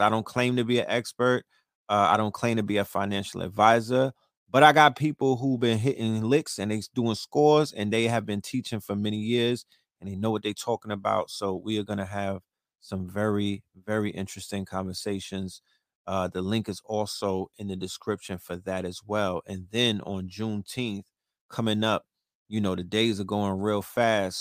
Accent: New York City, New York, United States; also born or lived in Harlem; I'm from Brooklyn, but I, I cut my teeth in Harlem

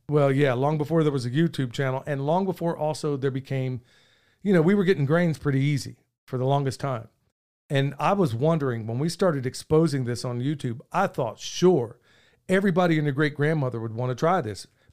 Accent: Oklahoma, United States; moved away; I grew up in Oklahoma

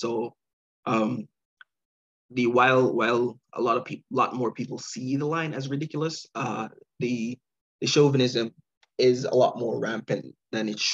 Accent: Jamaica; now in Canada; I'm Jamaican. I grew up there.

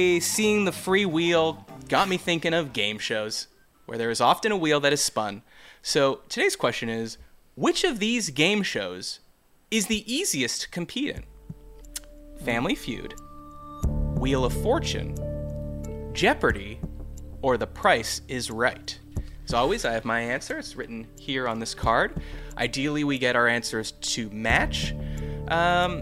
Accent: Canada; I'm Canadian

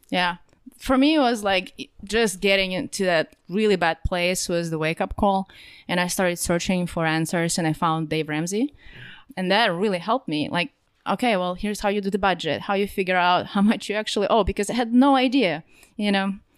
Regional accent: Russia; moved away as an adult; also born or lived in California; now in Russiaville, United States; I'm actually from Russia. I moved to the United States in twenty ten, so not too long ago. Lived most of my life in Russia.

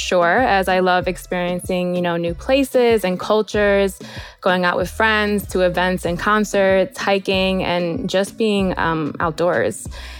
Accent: New York, United States; also born or lived in Bay Area; I'm 32 years old, born and raised in Brooklyn, which I'm very proud about. But I've lived in the Bay Area, actually, for a couple of years

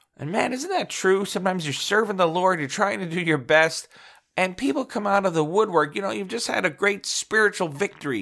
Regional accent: Midwest, United States; I'm from the Midwest

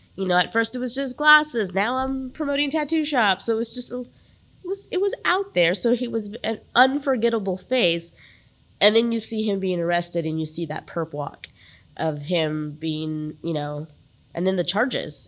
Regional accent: San Antonio, Texas, United States; I grew up in the San Antonio area

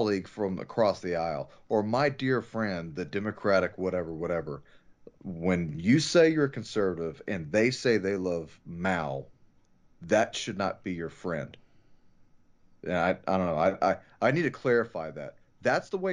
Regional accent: United States; I am an American.

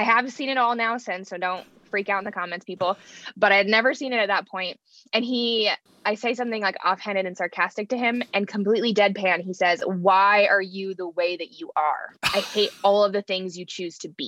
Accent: rural North Idaho, United States; also born or lived in Nampa, Idaho; I grew up in a very small town, rural North Idaho

